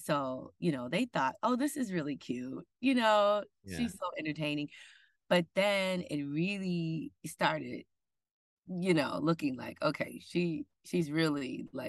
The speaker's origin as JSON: {"language": "English", "town": "Benton Harbor", "region": "Michigan", "country": "United States", "tie": "born or raised there", "said": "I'm originally from Michigan"}